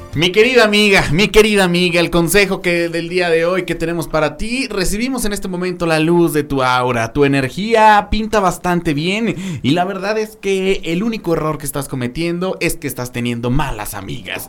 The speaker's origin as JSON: {"language": "Spanish", "country": "Mexico", "said": "así somos los mexicanos"}